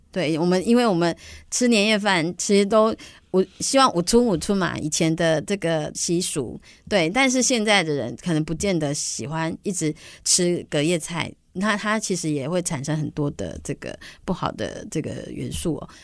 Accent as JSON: {"language": "Chinese", "town": "Banqiao", "region": "New Taipei", "country": "Taiwan", "tie": "born or raised there", "also_born_or_lived": "Matsu", "said": "我是台北，呃，算是板，我是板桥人，在都会长大的小孩"}